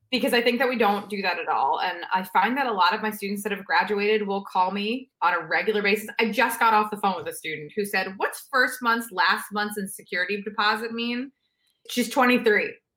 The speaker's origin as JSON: {"language": "English", "town": "New York City", "region": "New York", "country": "United States", "tie": "born or raised there", "also_born_or_lived": "Pennsylvania", "moved": "as an adult", "said": "I, I grew up in New York"}